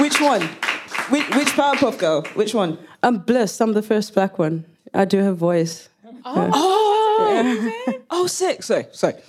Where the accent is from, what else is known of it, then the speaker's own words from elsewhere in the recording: South Africa; English is a second language; moved away as an adult; now in United Kingdom; I can speak English, but I'm not English. I'm a Zulu woman